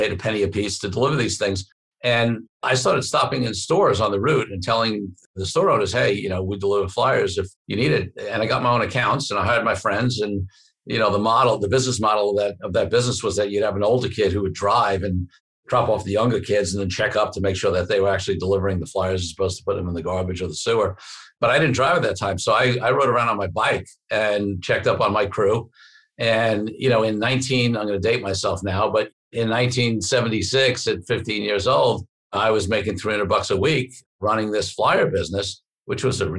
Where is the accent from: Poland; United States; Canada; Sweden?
United States; New York City, New York; I grew up in Brooklyn, New York to lower middle class parents